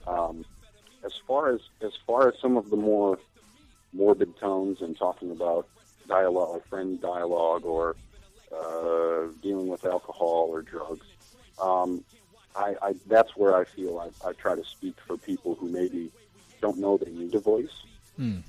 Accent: United States; for me being an American

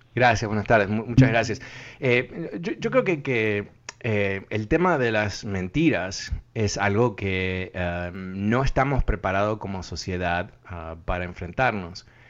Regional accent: northeastern United States, United States; accent: educated northeastern US; hablo con un acento, eh, vamos a decir, ah, educado del noreste de Estados Unidos

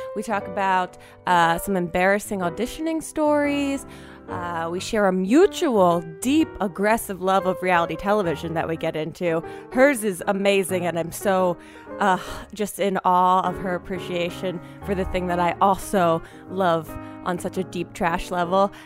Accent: New Jersey, United States; also born or lived in New York; I'm from New Jersey originally, so I went to college in New Jersey

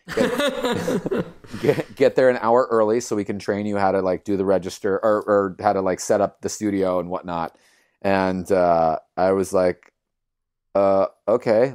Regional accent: Los Angeles, California, United States; I was born and raised in East L

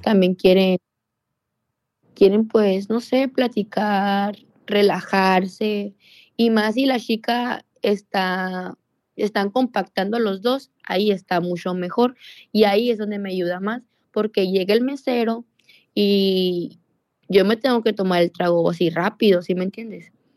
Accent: Sonora, Mexico; yo soy de Sonora y ahí donde trabajo pues me queda como a 14 horas en autobús

